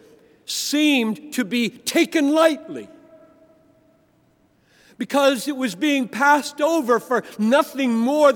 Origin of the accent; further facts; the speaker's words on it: Greenville, South Carolina, United States; I grew up in the Southern Baptist Church in Greenville, South Carolina